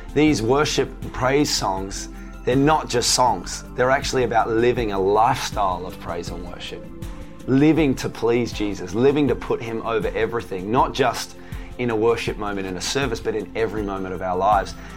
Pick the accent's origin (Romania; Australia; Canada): Australia; Tasmania; So, I grew up in Tasmania. So, for those of you not from Australia, Tasmania is uh, the little island down the, the south of Australia.